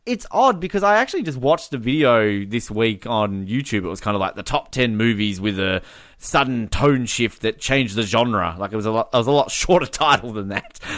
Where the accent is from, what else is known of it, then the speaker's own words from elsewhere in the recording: Australia; as an Australian